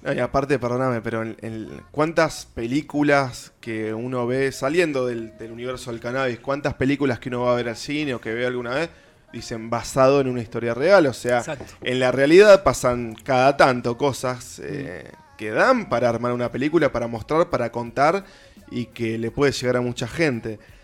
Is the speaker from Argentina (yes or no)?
yes; Avellaneda, Buenos Aires Province, Argentina; yo soy de Avellaneda